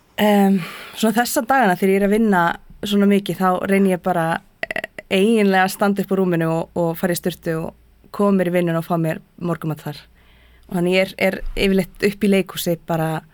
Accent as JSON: {"language": "Icelandic", "area": "Hrunamannahreppur", "region": "Southern Region", "country": "Iceland", "tie": "born or raised there", "also_born_or_lived": "Prague", "said": "Ég ólst upp í Öðsóldi í Hrunumann"}